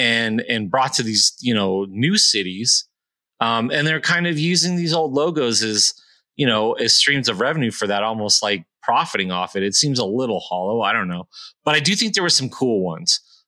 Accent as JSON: {"language": "English", "region": "Southern California", "country": "United States", "tie": "born or raised there", "said": "I grew up in Southern California."}